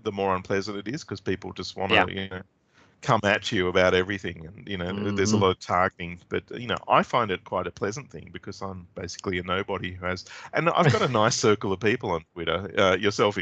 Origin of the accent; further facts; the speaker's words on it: Australia; as an Australian